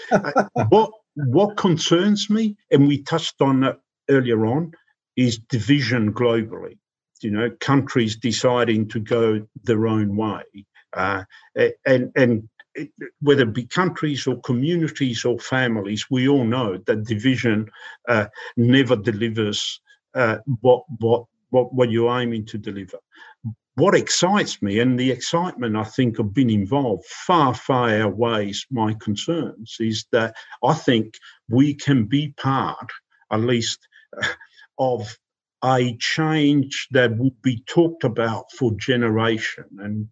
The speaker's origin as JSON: {"language": "English", "country": "Australia", "moved": "yes", "lives_now": "United Kingdom", "said": "I'm an Australian"}